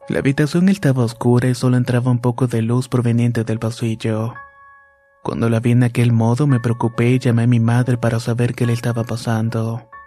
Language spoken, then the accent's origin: Spanish; Managua, Nicaragua; Somos de Managua, Nicaragua, y mi mamá dice que cuando era pequeña me veía hablar y jugar sola.